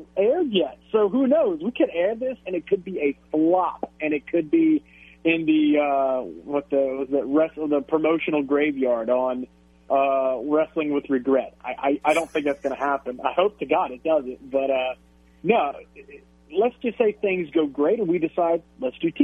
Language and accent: English; Louisiana, United States; all over the state of Louisiana, my home state